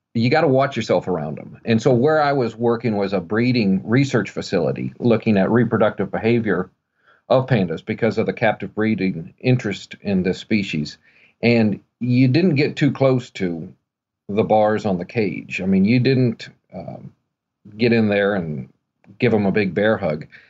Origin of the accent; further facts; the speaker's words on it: Missouri, United States; growing up in Missouri